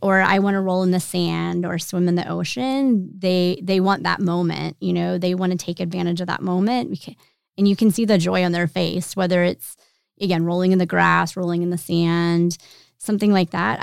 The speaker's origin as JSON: {"language": "English", "town": "York", "region": "Pennsylvania", "country": "United States", "moved": "as an adult", "lives_now": "Roanoke, United States", "said": "I am originally from Pennsylvania, but we've lived here long enough that Roanoke's home"}